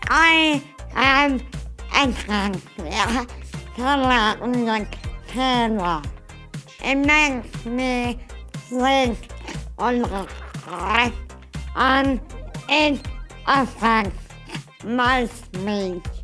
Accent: Lima, Peru; born there; I am 60 year old. I was born in Lima, Peru, in the West Coast.

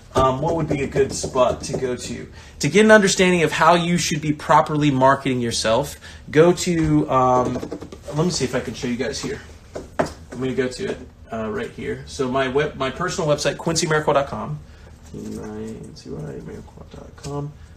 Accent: Bakersfield, California, United States; moved away; I come from Bakersfield, California. I'm the only person from my town that's made it pro

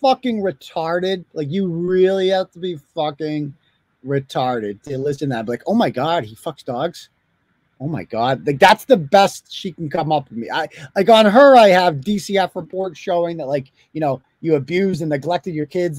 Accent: United Kingdom; I'm British

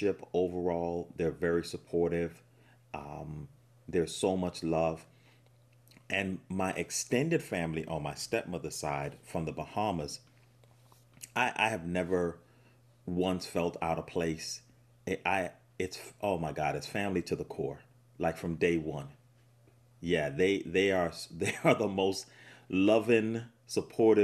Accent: United States; I grew up here in the States

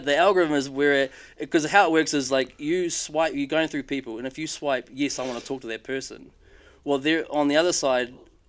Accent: Palmerston North, Manawatū-Whanganui, New Zealand; Like, yes, I'm from Palmy.

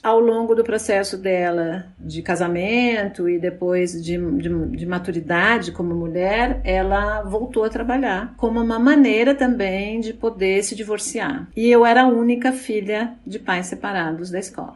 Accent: São Paulo, Brazil; eu nasci em São Paulo, eu sou a segunda filha de três filhos, de um casal de professores

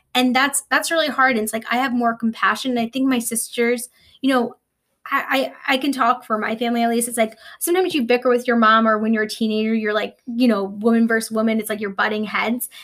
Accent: New York, United States; I'm a New Yorker

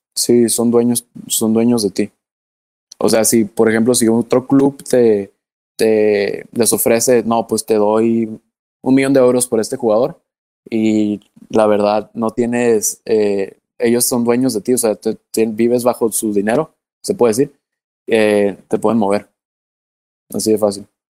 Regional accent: Mexico; yo soy mexicano

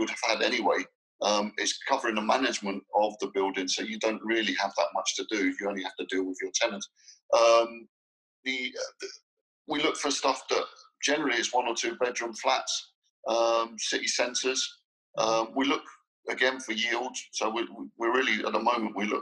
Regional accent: London, United Kingdom; moved away as an adult; now in Dubai, United Arab Emirates; I was born and brought up in London, but I've not lived there for 11 years

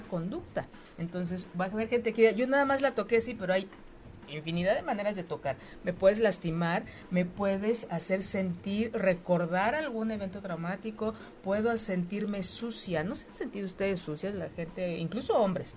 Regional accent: Mexico; esta educación tan polarizada que tenemos como mexicanas, como mexicanos

